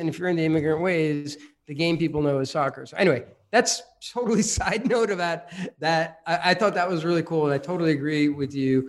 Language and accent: English; New Jersey, United States; moved away; also born or lived in Brooklyn, New York / Europe; I was born in Brooklyn. I grew up in New Jersey, but born in Brooklyn. I spent most of my youth in New Jersey, and I actually played soccer, and then I moved relatively young to Europe